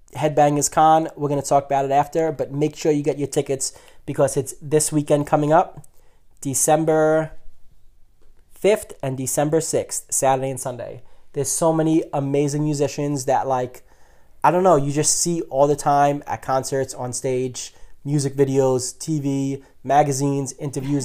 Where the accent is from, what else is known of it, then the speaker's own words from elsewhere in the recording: New York, United States; we're from New York. We're Met fans